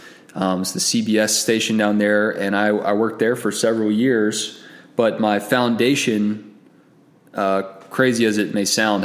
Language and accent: English; Lawrenceville, Georgia, United States; I grew up in Lawrenceville, Georgia, and I went to Collins Hill High School.